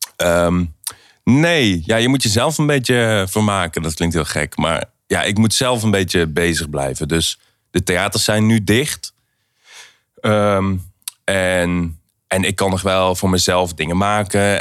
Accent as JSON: {"language": "Dutch", "town": "Aarle-Rixtel", "region": "North Brabant", "country": "Netherlands", "tie": "born or raised there", "also_born_or_lived": "Helmond", "moved": "yes", "said": "Aarle-Riksel. Ik ben in Helmond eh, geboren"}